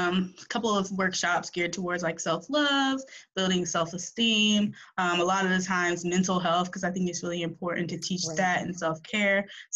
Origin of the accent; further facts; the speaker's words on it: Virginia Beach, Virginia, United States; now in Charlotte, United States; I grew up in Virginia Beach, Virginia. So I'm like a beach girl. And I'm currently in Charlotte, North Carolina.